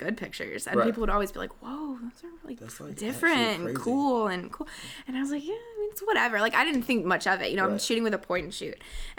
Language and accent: English; Charlotte, North Carolina, United States; moved away as an adult; also born or lived in Virginia; I was born and raised in Charlotte, in Charlotte's surrounding area, but born in Charlotte